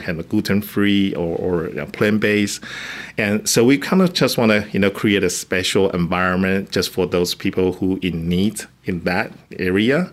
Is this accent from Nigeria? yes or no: no; Taiwan; English is a second language; moved away as an adult; now in Carlsbad, United States; I'm actually coming from Taiwan. I come to the United States just or, my or, original goal just to fulfill my master degree